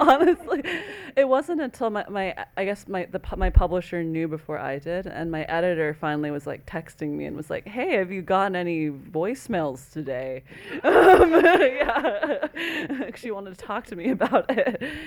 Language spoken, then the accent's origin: English; Iowa, United States; I'm from Iowa